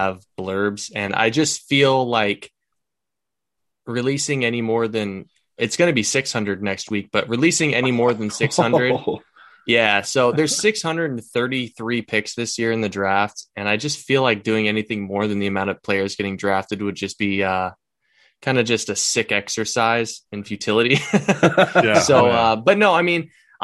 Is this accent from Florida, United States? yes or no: no; Tacoma, Washington, United States; also born or lived in Covington, Washington; born and raised in Tacoma, lived here my whole life. I'm up in Covington now